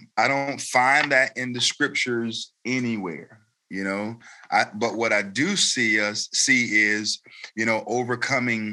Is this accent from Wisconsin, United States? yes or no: no; Raleigh, North Carolina, United States; also born or lived in Elizabeth City, North Carolina; I was born in Elizabeth City, North Carolina, and that's right out on the coast, but I've lived in Raleigh pretty much all of my life